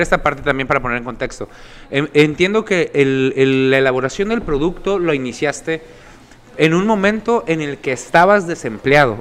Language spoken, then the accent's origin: Spanish; Sinaloa, Mexico; Somos sinaloenses